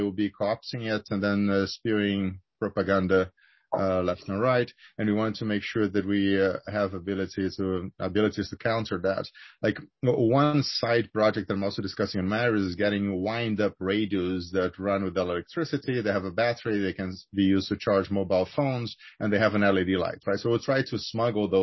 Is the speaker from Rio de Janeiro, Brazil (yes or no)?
yes; Rio de Janeiro, Brazil; moved away; I'm originally from Rio. I grew up there